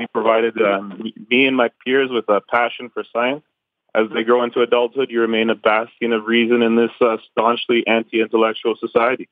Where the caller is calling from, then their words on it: Ontario, Canada; I'm calling from uh, Ontario, Canada